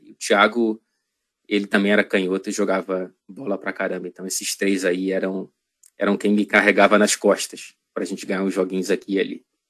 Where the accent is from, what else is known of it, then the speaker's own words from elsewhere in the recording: Rio de Janeiro, Brazil; moved away as an adult; also born or lived in Ouro Preto, Minas Gerais, Brazil; now in Manchester, United Kingdom; Eu nasci em Ouro Preto, Minas Gerais. A família da minha mãe é de lá. Inclusive, minha mãe voltou para lá durante a pandemia, depois de morar décadas no Rio de Janeiro. Mas, enfim, eu vim com ela para o Rio